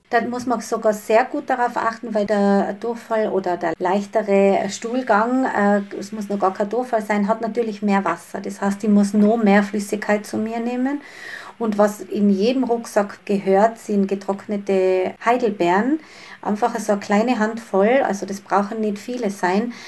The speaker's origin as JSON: {"language": "German", "region": "Tyrol", "country": "Austria", "said": "bei uns in Tirol"}